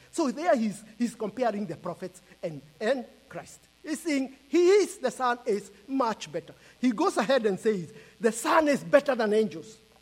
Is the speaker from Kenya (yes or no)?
yes; Kenya; I am from Kenya, and we live in Kenya and we are visiting US